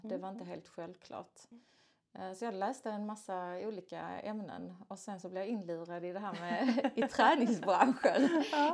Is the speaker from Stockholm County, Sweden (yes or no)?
no; Skåne, Sweden; jag är en skåning